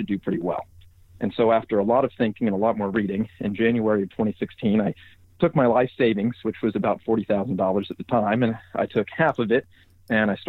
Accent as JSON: {"language": "English", "town": "Atlanta", "region": "Georgia", "country": "United States", "tie": "born or raised there", "moved": "as an adult", "lives_now": "Austin, United States", "said": "I grew up in Atlanta, Georgia"}